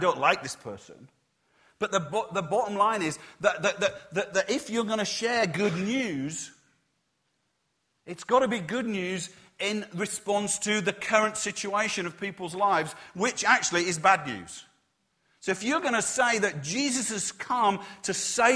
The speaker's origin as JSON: {"language": "English", "region": "Yorkshire and the Humber", "country": "United Kingdom", "said": "I'm from Yorkshire"}